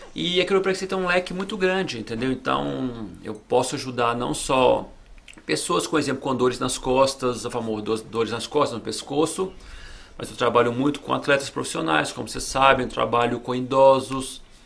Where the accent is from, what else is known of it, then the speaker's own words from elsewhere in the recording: Belo Horizonte, Minas Gerais, Brazil; moved away as an adult; also born or lived in Los Angeles, California, United States; now in Miami, United States; voltei ah. para o Brasil com 7 anos de idade. Passei a minha infância, juventude lá no Brasil